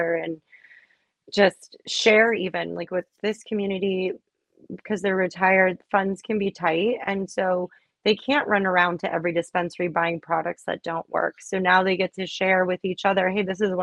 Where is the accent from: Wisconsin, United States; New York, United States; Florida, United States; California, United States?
Florida, United States; Miami; I grew up in Miami